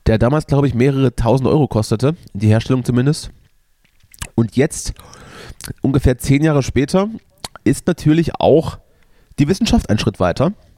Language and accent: German; Germany; als Deutscher